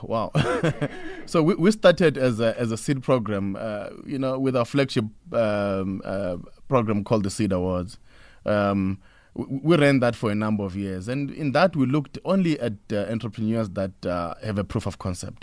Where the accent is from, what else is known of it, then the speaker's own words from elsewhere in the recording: Pretoria, Gauteng, South Africa; I come from Pretoria